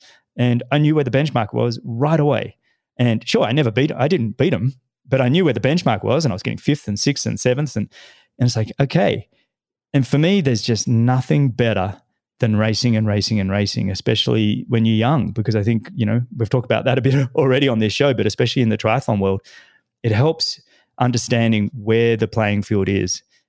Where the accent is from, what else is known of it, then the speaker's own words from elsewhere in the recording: Australia; growing up in Australia